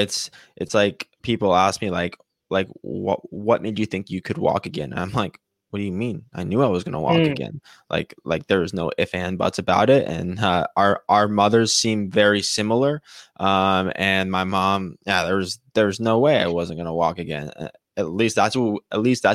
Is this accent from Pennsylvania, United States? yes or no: no; Chandler, Arizona, United States; I grew up in Chandler, yeah, Arizona